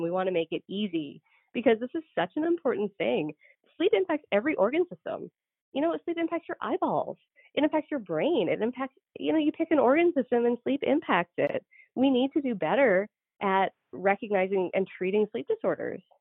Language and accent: English; Canada; also born or lived in Georgia / North Dakota; now in United States; so I'm Canadian